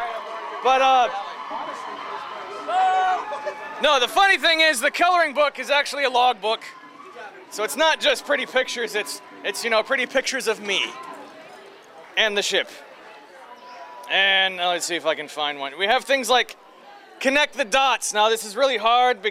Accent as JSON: {"language": "English", "town": "Detroit", "region": "Michigan", "country": "United States", "said": "I'm from Detroit, and it's very Motown"}